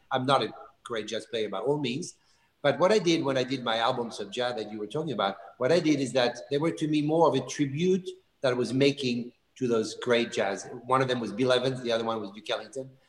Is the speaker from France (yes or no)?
yes; Bourgogne-Franche-Comté, France; because I love Burgundy wine, and of course, I'm from Burgundy, so this is speaking of almost like my family.